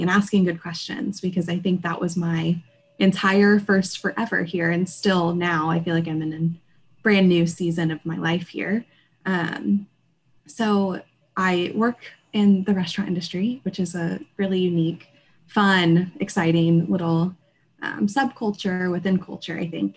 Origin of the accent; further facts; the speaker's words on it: Kansas City, Midwest, United States; moved away as an adult; also born or lived in Indiana; now in New York City, United States; I moved to New York City from Kansas City um, right out of college